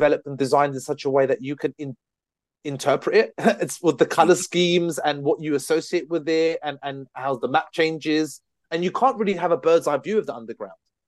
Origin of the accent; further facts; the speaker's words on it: London, United Kingdom; as a Londoner